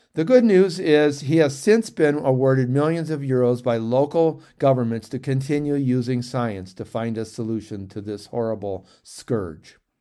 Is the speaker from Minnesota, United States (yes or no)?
no; St. Clair Shores, Michigan, United States; I grew up in Saint Clair Shores, a suburb of Detroit